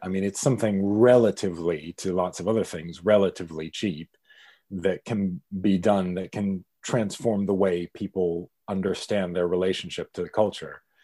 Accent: Pittsburgh, Pennsylvania, United States; born or raised there; moved away as an adult; now in United Kingdom

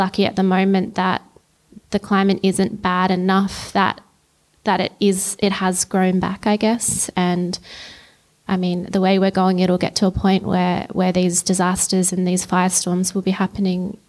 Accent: Christmas Hills, Victoria, Australia; I grew up in Christmas Hills

